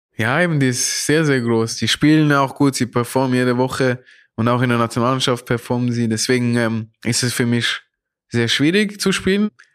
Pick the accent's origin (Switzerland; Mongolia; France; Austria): Switzerland; Zurich; moved away as an adult; now in Frankfurt, Germany; wie Zürich, wo ich aufgewachsen bin